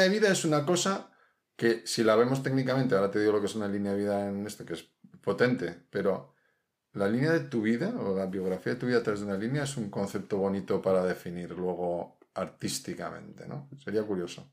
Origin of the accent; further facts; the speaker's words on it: Mediterranean coast, Spain; now in Madrid, Spain; Yo, que soy del Mediterráneo